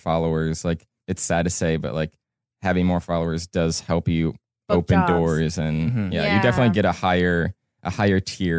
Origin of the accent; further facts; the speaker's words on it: Cleveland, Ohio, United States; moved away as an adult; now in Los Angeles, United States; I'm originally from Cleveland, Ohio. I moved out to Los Angeles about 2.5 years ago